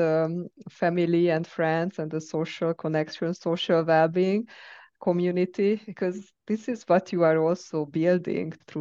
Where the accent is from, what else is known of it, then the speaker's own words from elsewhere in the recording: Hungary; moved away; I was traveling to Hungary, to my home country